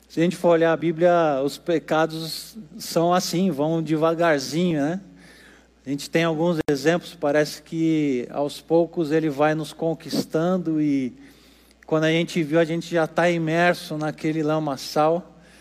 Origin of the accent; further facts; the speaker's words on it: Brazil; Nós aqui no Brasil